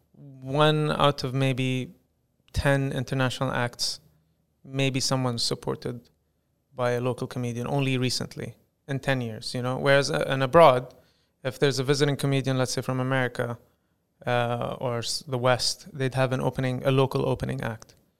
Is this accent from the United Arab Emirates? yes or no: yes; United Arab Emirates; I'd like to brand myself as the first Emirati comedian